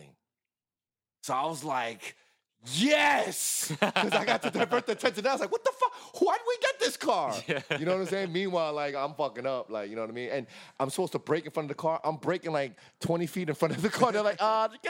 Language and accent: English; New York City, New York, United States; now in Los Angeles, United States; Growing up in Brooklyn